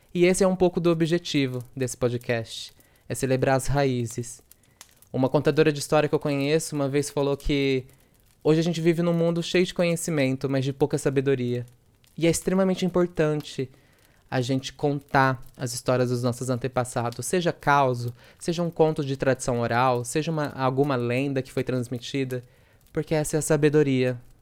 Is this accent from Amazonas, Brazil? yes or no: no; interior of São Paulo, Brazil; accent: interior São Paulo accent with retroflex R (R puxado); sou do interior de São Paulo, interior mesmo com R puxado